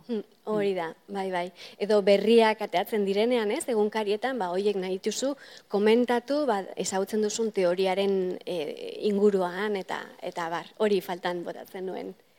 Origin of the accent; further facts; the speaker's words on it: Irun, Basque Country, Spain; moved away as an adult; now in Cambridge, United Kingdom; ni irunen hasi nintzen gehien bat